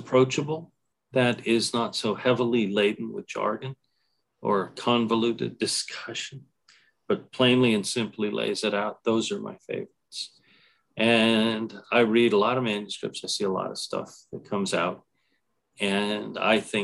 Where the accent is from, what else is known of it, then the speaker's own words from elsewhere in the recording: San Jose, California, United States; Growing up in San Jose